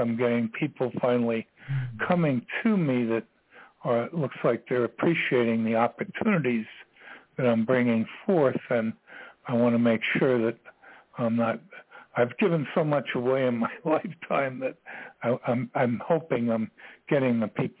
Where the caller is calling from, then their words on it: Virginia, United States; I'm calling from Virginia